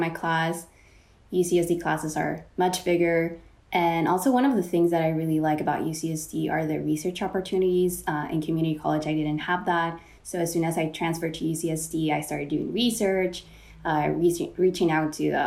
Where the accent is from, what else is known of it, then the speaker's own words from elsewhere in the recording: Mexico; now in San Diego, United States; I was born and raised in Mexico